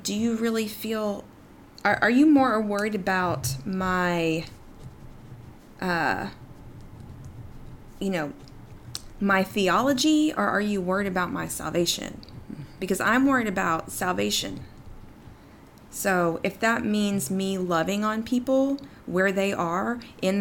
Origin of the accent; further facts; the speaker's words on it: East Texas, United States; my own story growing up in East Texas